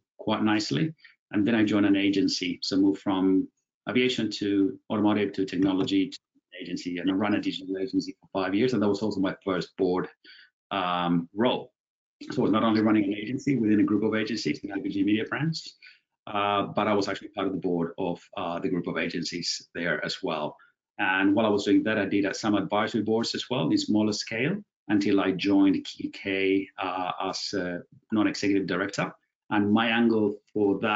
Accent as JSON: {"language": "English", "region": "Buenos Aires", "country": "Argentina", "tie": "born or raised there", "said": "I was born and bred in Buenos Aires, Argentina, from my mom who's English, dad who's from Venice in Italy."}